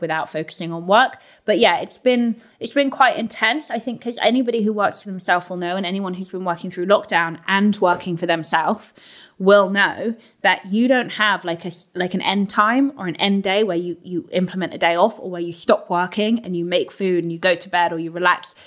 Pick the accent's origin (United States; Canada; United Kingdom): United Kingdom; London; moved away as an adult; now in Northampton, United Kingdom; I'm a Londoner, and like I live now in Northampton with James